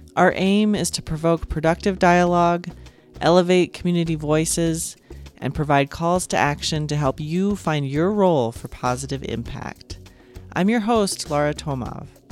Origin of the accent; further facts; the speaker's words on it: Montana, United States; I grew up in Montana